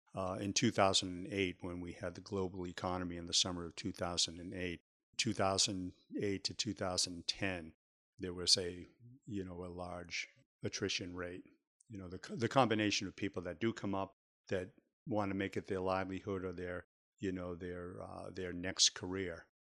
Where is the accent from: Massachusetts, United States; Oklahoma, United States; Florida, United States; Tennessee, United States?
Massachusetts, United States; Waltham; moved away as an adult; I came from Waltham